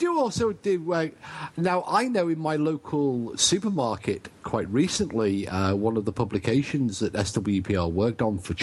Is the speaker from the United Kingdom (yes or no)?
yes; England, United Kingdom; now in Wales, United Kingdom; I'm English